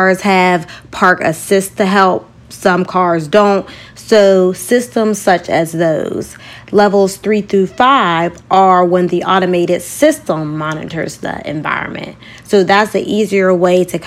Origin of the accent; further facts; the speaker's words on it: Pittsburgh, Pennsylvania, United States; moved away; my hometown of Pittsburgh, Pennsylvania